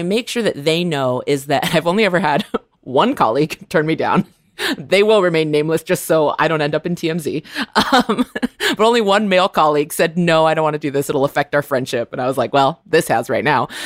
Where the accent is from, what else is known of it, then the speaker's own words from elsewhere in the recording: California, United States; growing up in California